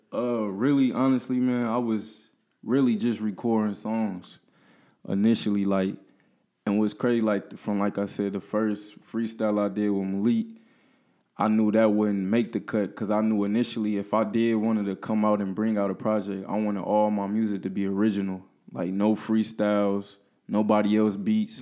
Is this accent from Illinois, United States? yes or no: yes; Peoria, Illinois, United States; I'm from Peoria. Went to high school at Central